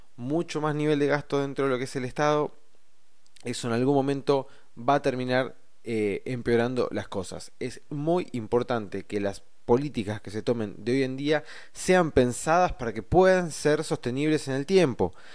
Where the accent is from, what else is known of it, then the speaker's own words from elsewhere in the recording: Argentina; como argentinos que somos, como personas que vivimos acá